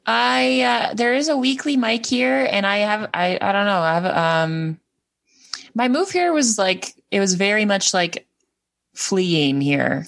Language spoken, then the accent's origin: English; Edmonton, Alberta, Canada; moved away as an adult; also born or lived in New Brunswick; now in Prince Edward Island, Canada; I'm from Edmonton